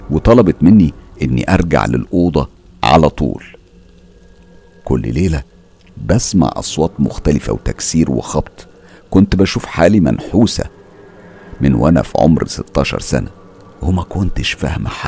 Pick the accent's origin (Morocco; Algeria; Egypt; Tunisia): Algeria; Biskra, Biskra Province; من الجزائر وبالضبط من ولاية بسكرة